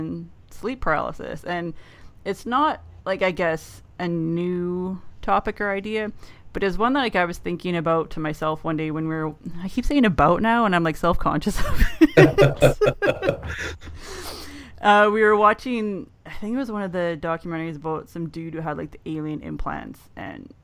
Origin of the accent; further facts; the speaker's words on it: Canada; accent: Minnesota accent on top of the Canadian accent; I'm only like a half hour north of Minnesota